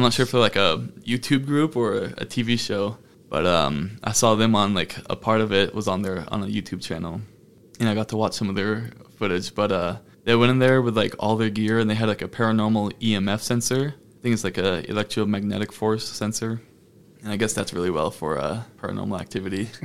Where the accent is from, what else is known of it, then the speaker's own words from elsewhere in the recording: Fairfield, Maine, United States; my hometown of Fairfield, Maine.